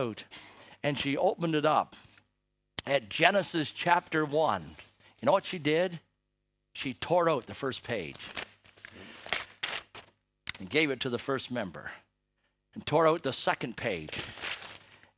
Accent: Toronto, Ontario, Canada; I was born in Canada

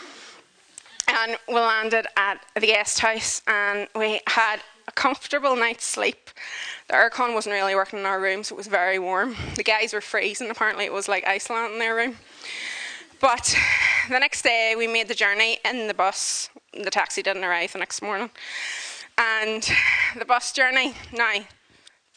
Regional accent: Northern Ireland, United Kingdom; I'm not saying wee because I'm from Northern Ireland

